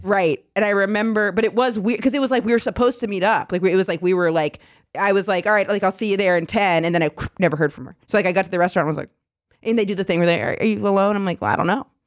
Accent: Maine, United States; moved away; I was from Maine.

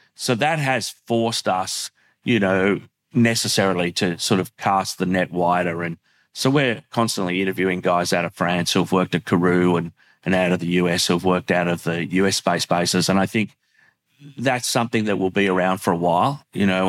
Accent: Australia; an Australian who works in the sector

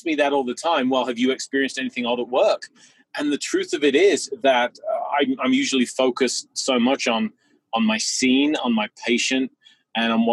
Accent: England, United Kingdom; I was a young boy growing up in England

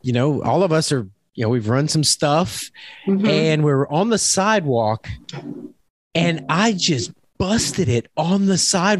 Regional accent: Louisiana, United States; I'm from Louisiana

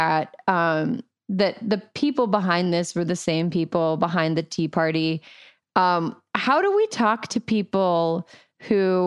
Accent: California, United States; I, as a Californian

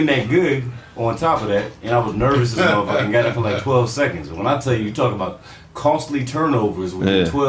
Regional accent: East Coast, United States; I'm from the East Coast

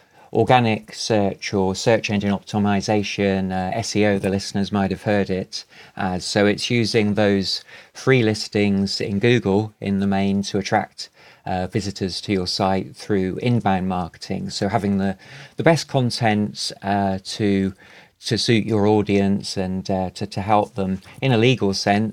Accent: England, United Kingdom; We've got around 30 regional accents in England, so I hope mine works for you and the listeners.

